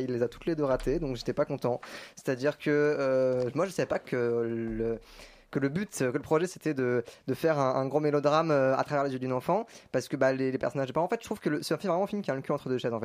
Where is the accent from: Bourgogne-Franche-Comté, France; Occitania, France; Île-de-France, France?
Île-de-France, France; Paris; je suis né à Paris